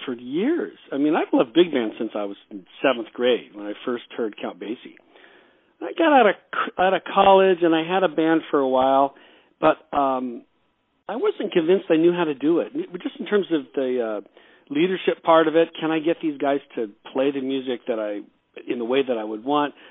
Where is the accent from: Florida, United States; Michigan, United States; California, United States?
California, United States; Los Angeles; also born or lived in Wichita, Kansas; pretty much grew up out here in, in Los Angeles